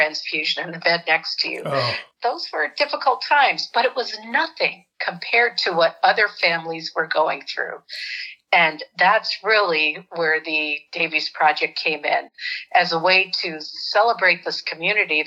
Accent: North Attleboro, Massachusetts, United States; moved away as an adult; also born or lived in West Africa; now in Michigan, United States; I'm from a small town called North Attleboro, Massachusetts

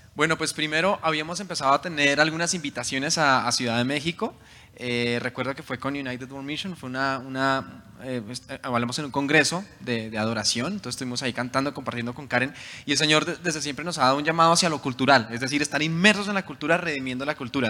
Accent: Soacha, Cundinamarca, Colombia; also born or lived in Bogotá; en ese lugar crecí, se llama Suacha

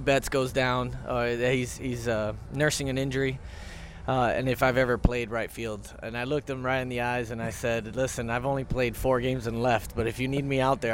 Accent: Florida, United States; to be back in my home state

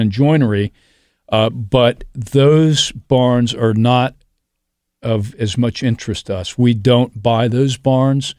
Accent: Columbus, Ohio, United States; I grew up in Clintonville. I was, uh, uh, I went to, uh, public, Columbus Public Schools

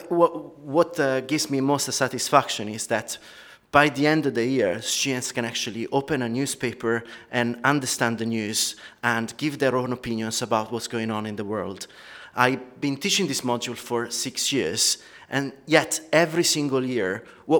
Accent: Italy; accent: Italian; moved away as an adult; now in United Kingdom; I'm Italian, as you can pick from my lovely accent, but I've been living in the UK for 16 years

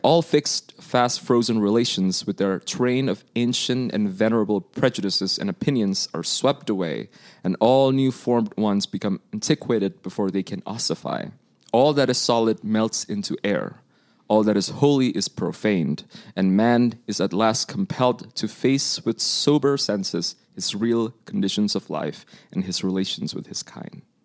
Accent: Indonesia; now in United States; I'm from Indonesia

